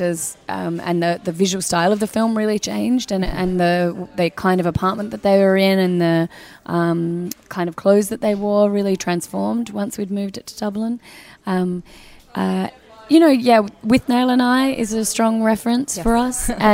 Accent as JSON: {"language": "English", "country": "Australia", "said": "as an Australian coming"}